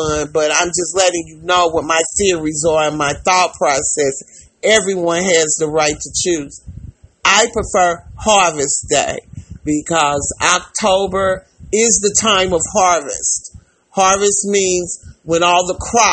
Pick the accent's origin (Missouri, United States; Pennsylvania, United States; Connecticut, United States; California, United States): Missouri, United States; St. Louis; we're from St. Louis